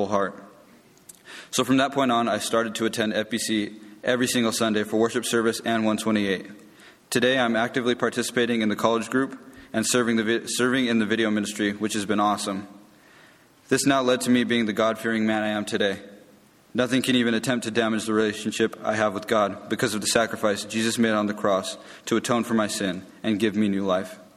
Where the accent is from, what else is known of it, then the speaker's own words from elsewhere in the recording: California, United States; I grew up in California and have lived in the Inland Empire my whole life.